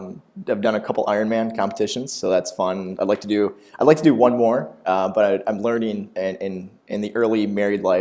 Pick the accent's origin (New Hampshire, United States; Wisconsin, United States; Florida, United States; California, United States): Wisconsin, United States; Green Bay; born and raised in Green Bay.